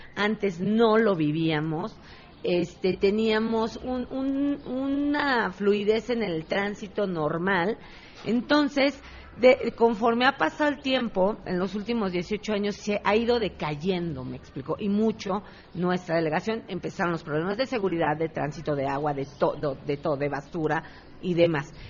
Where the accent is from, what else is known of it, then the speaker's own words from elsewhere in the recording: Mexico City, Mexico; Soy ciudadana de Contreras, hija de comerciantes desde toda la vida. Eh, desde mis abuelos, mis abuelos siempre fueron comerciantes aquí en Contreras, nacida aquí